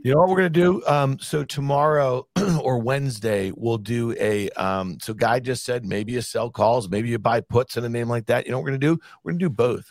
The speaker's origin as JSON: {"language": "English", "town": "Syracuse", "region": "New York", "country": "United States", "tie": "born or raised there", "said": "growing up in Syracuse, New York in the eighties"}